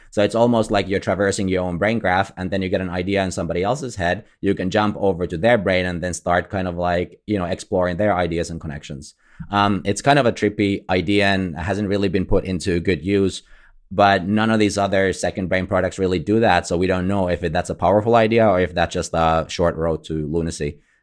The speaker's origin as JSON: {"language": "English", "country": "Finland", "said": "I'm from Finland"}